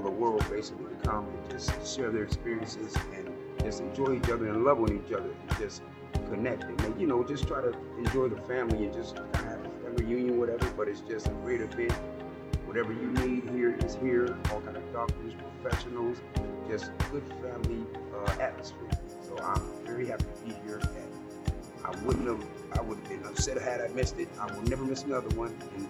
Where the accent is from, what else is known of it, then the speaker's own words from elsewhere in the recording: Youngstown, Ohio, United States; I'm from Youngstown, Ohio.